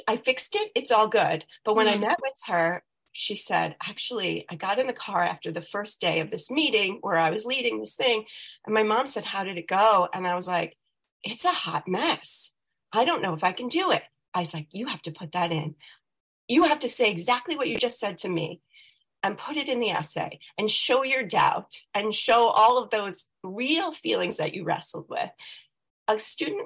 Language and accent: English; Scarsdale, New York, United States; moved away as an adult; now in Rhode Island, United States; I come from Scarsdale, New York. And I grew up there